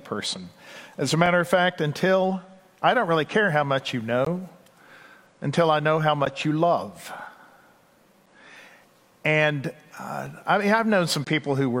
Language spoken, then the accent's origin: English; Texas, United States; accent: Texas; also born or lived in Washington, D.C.; my Texas accent